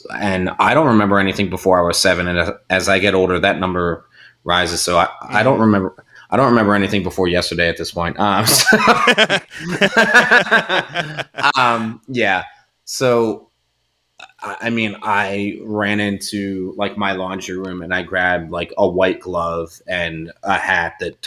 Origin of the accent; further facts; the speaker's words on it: Delaware County, Pennsylvania, United States; I grew up in Delaware County, Pennsylvania